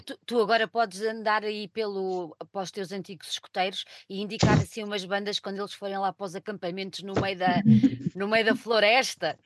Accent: Portugal; Eu sou portuguesa, não sou inglesa

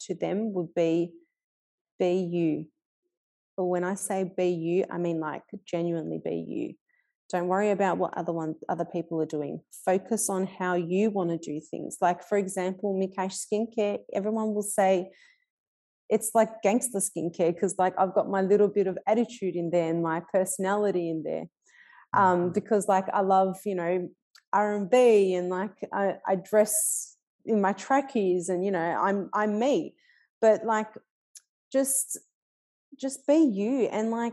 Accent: Melbourne, Victoria, Australia; I grew up in Fitzroy and I'm still in Fitzroy

